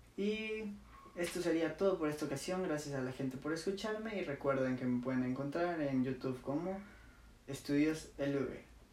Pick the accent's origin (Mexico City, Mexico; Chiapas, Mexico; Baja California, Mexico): Chiapas, Mexico; moved away as an adult; now in Mérida, Mexico; yo soy de Chiapas, pero no estudio en Chiapas, estudio en Mérida